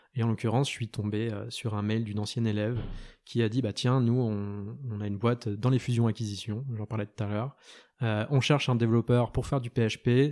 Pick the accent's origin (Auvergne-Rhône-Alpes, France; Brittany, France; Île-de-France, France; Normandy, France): Brittany, France; Lorient; en, Bretagne, donc du côté de Lorient, là où j'ai grandi